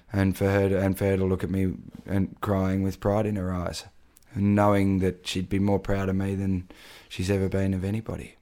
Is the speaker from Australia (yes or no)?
yes; Daylesford, Victoria, Australia; my hometown in Dalesford